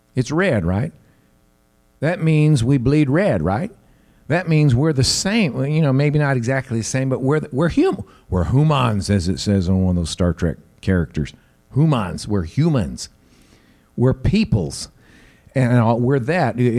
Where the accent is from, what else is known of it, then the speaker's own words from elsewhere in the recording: the South, United States; I have family because I'm from the South